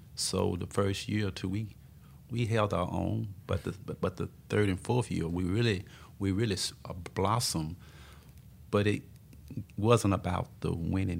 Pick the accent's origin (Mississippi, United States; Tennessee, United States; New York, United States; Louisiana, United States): Mississippi, United States; Tupelo; moved away; also born or lived in Tulsa, Oklahoma / West Texas; I was born and raised in Tupelo, Mississippi